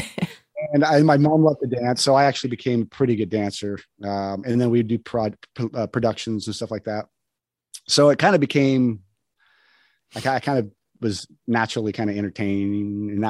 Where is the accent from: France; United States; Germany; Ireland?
United States; New Mexico; also born or lived in Wyoming; now in Los Angeles, United States; I grew up on a ranch in Wyoming. And then I moved to New Mexico, which was where my family was originally from